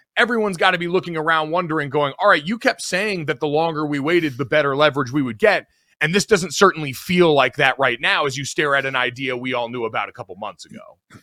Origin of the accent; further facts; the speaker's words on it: United States; as an American sports fan